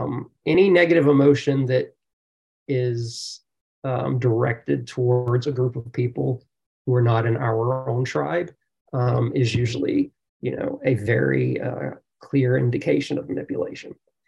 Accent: the South, United States; growing up in the South, it's, you know, it's a real racial belief.

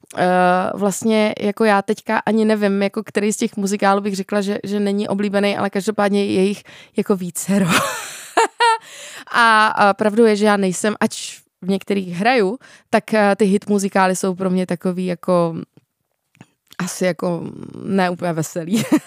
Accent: Czechia; u nás v Čechách

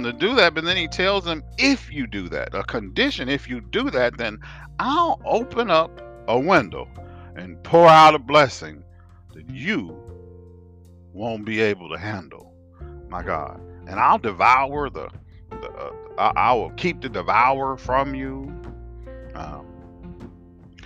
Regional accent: United States; accent: African American; I'm African American

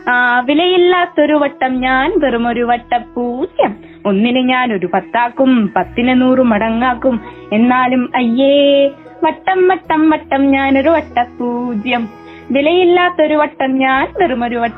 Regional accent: Sultan Bathery, Kerala, India; വീട് {S1} കുപ്പാടി തന്നെയാണ് സുൽത്താൻ ബത്തേരി തന്നെ

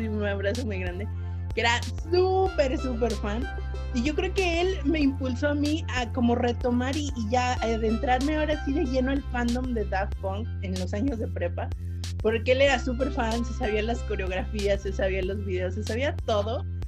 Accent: Zacatecas, Mexico; yo cuando era niña vivía en Zacatecas

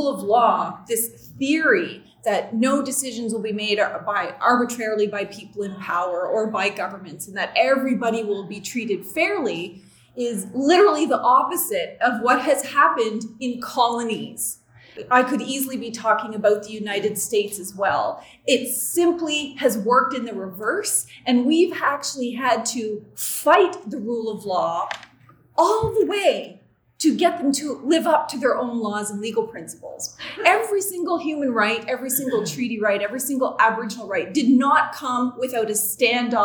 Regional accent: Canada; I'm from the Sovereign Mi'kmaq Nation on unceded Mi'kma'ki territory

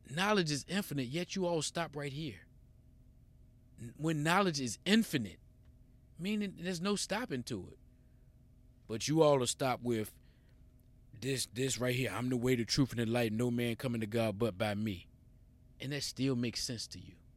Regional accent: United States

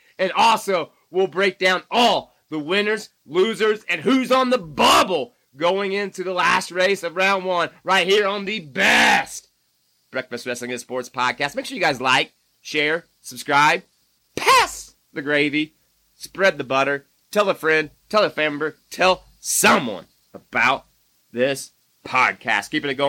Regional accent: Indiana, United States; moved away; my home state? That's right, Winchester, Indiana

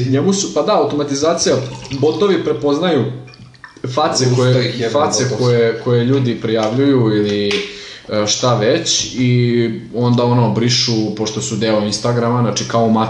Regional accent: Serbia; mi smo Srbi, mi mrzimo druge Srbe.

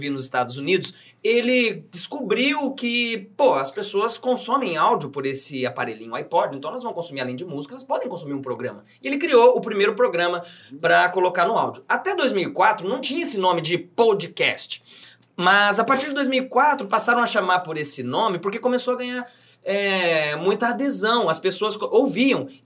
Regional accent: Bom Sucesso, Brazil; uma mulher que veio lá da minha terra, lá de bom sucesso

